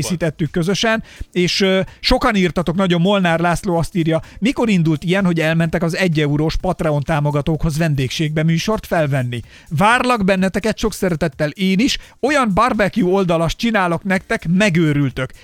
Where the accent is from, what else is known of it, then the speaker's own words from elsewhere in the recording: Hungary; én magyar vagyok